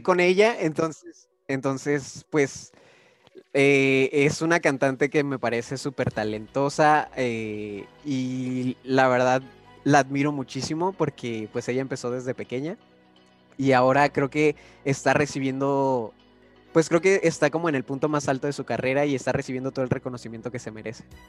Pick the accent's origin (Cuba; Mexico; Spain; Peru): Mexico; Guanajuato; now in Tijuana, Mexico; como yo soy de allá de Guanajuato